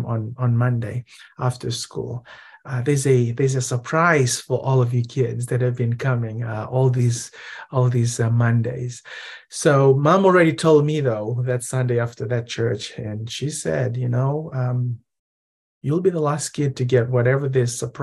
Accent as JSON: {"language": "English", "town": "Suva", "country": "Fiji", "tie": "born or raised there", "also_born_or_lived": "Nadi, Fiji", "moved": "yes", "said": "born and raised in the Fiji Islands"}